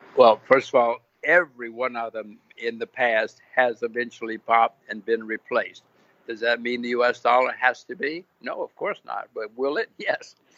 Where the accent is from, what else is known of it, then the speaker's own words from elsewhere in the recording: United States; moved away as an adult; now in Singapore; I'm an American. My kids are Americans